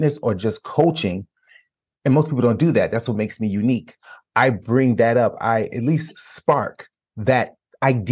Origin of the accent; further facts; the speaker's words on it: Chicago, Illinois, United States; moved away; I'm from Chicago, so the home is in Chicago. We sold our family home.